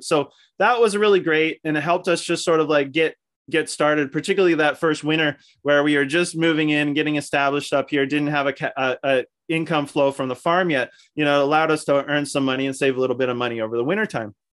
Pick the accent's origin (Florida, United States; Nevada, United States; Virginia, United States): Virginia, United States; Falls Church; born or raised there; moved away as an adult; also born or lived in Pennsylvania